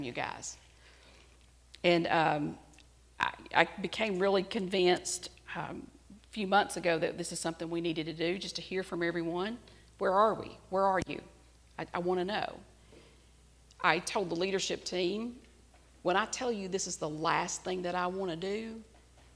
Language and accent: English; United States; As an American